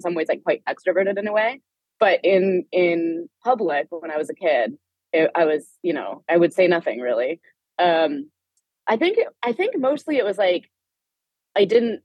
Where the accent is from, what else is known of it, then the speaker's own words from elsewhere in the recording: Palo Alto, California, United States; I grew up in Palo Alto, which is like, it's where Stanford University is.